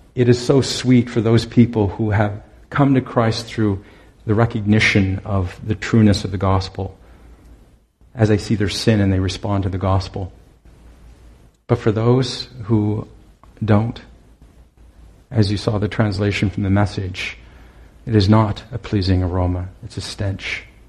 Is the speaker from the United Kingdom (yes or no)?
no; Owen Sound, Ontario, Canada; moved away; I'm from Owen Sound originally, and I'd returned there to work for them for a summer